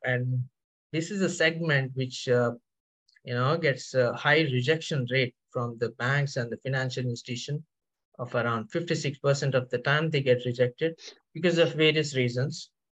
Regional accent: India; now in Paris, France; I'm currently based out in Paris. So I am basically from India.

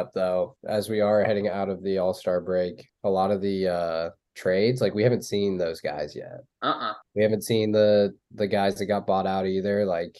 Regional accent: Indiana, United States

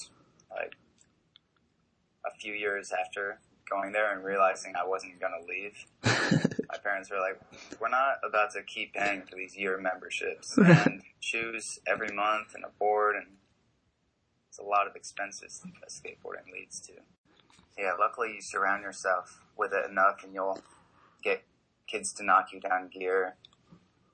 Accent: Williston, Vermont, United States; moved away; I'm from Williston, Vermont.

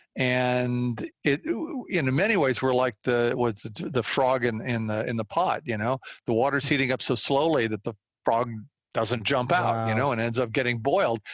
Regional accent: Walnut Creek, California, United States; I grew up in this area. I grew up in Walnut Creek. I've been here all my life

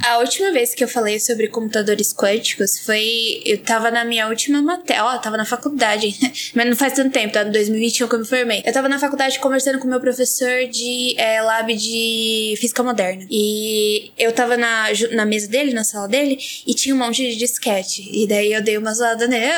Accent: Baixada Santista, São Paulo, Brazil; eu sou da, da Baixada Santista

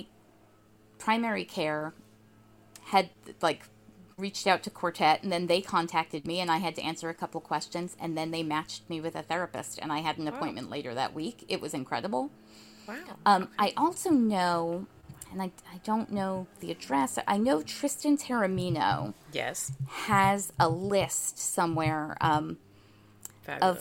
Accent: New Jersey, United States; also born or lived in Portland, Oregon; last year I moved back from Portland, Oregon to New Jersey, where I grew up

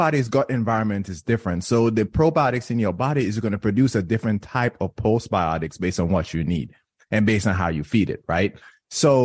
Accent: Jamaica; moved away; when I was growing up in Jamaica, I grew up in Jamaica

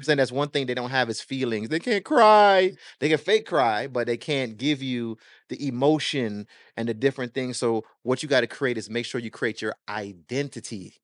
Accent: Miami, Florida, United States; born or raised there; also born or lived in Jamaica

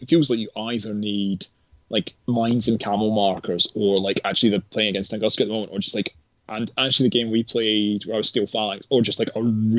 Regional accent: North East England, United Kingdom; the particular reason I remember it is obviously in Gaza being a Geordie

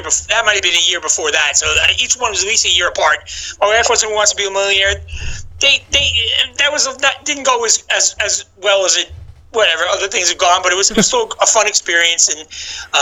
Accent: New York, United States; moved away; also born or lived in Orlando, Florida; I'm from New York, as I mentioned, and you can tell by my accent

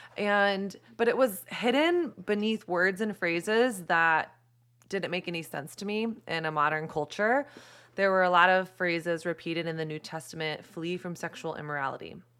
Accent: Texas, United States; moved away as an adult; also born or lived in New York City; I grew up in Texas in the early two thousands

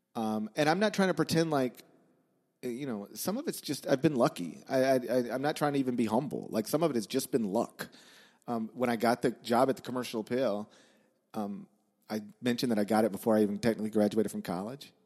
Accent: Horn Lake, Mississippi, United States; also born or lived in Memphis, Tennessee; I grew up in Memphis

